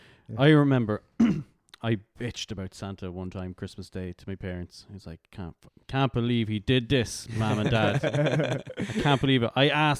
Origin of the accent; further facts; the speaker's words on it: Ireland; We were in Manorlands.